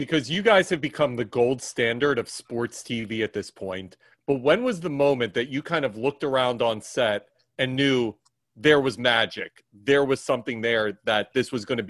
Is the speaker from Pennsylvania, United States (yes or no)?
yes; Philadelphia, Pennsylvania, United States; moved away; I'm originally from Philadelphia.